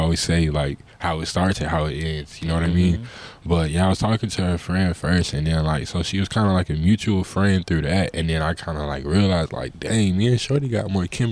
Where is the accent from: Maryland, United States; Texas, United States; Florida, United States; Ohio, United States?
Florida, United States; Lauderhill; I'm from Broward County, Florida, the Lauderhill, Tamarack, Inverary area to be exact